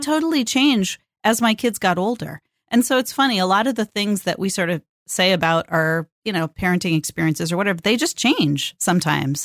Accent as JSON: {"language": "English", "region": "California", "country": "United States", "tie": "born or raised there", "moved": "yes", "lives_now": "Portland, United States", "said": "born and raised in California and lives in the Pacific Northwest"}